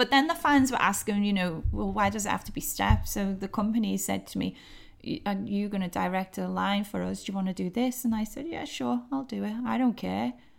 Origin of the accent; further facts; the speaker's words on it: Liverpool, North West England, United Kingdom; I'm from Liverpool